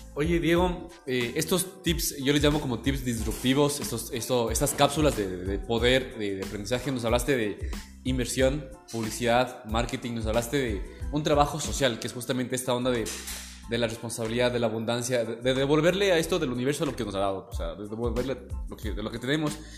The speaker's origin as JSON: {"language": "Spanish", "town": "Baños", "region": "Tungurahua", "country": "Ecuador", "said": "también soy de Baños"}